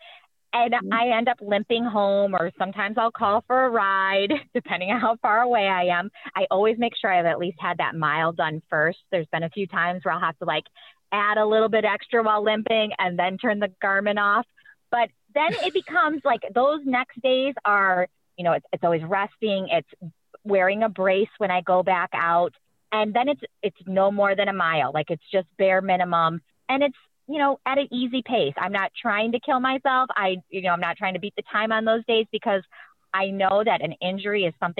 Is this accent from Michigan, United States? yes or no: yes; Michigan, United States; now in Florida, United States; I'm from Michigan